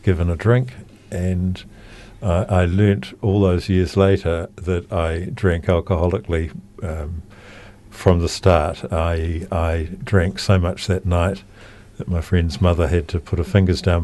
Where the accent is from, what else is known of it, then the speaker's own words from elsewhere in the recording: Auckland, New Zealand; moved away as an adult; now in Christchurch, New Zealand; I grew up in Auckland near the beach